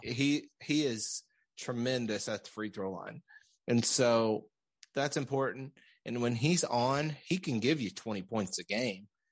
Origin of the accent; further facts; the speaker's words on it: Central Arkansas, United States; now in Springdale, United States; we're from Central Arkansas